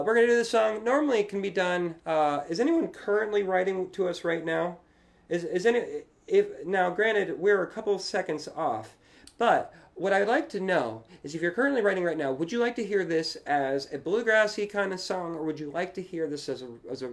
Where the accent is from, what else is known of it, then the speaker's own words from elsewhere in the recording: Leesburg, Virginia, United States; also born or lived in Arlington, Virginia; I'm from Virginia. I grew up in Leesburg. I live in Arlington now with Lauren